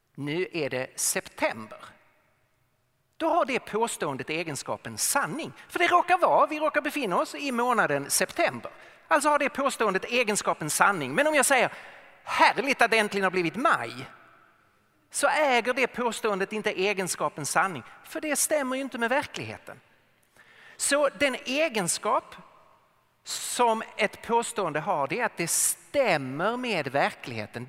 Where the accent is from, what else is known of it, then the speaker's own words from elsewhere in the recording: Lund, Skåne, Sweden; accent: Skåne dialect; now in Stockholm, Sweden; Så jag är född och uppvuxen i Lund men eh, bor i Stockholm sedan många år